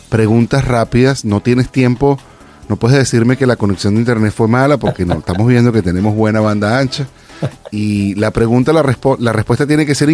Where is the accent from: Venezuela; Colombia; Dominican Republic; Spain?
Venezuela; moved away as an adult; now in California, United States; yo me vine hace casi 10 años de Venezuela, pero tengo clarito el momento cuando me estaba montando en el avión y exactamente el momento cuando me bajé y llegué a mi aeropuerto acá en California.